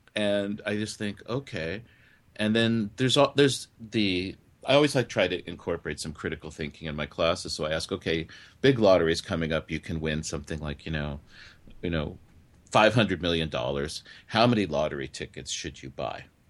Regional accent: California, United States; also born or lived in New York; now in Japan; I grew up, I was born in New York, but I grew up in California

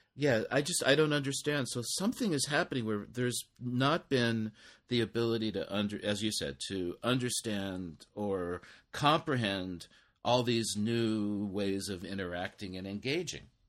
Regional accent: United States; moved away as an adult; now in Japan; myself as an American

